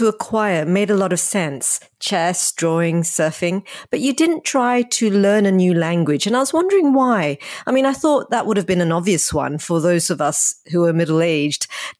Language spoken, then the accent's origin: English; Australia; I'm from Australia